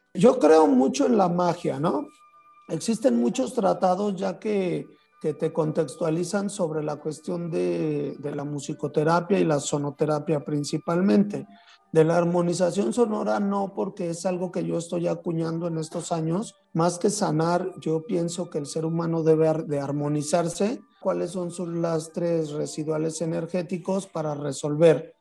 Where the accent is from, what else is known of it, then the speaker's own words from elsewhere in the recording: San Luis Potosí, Mexico; moved away; en los mercados de San Luis Potosí, donde yo nací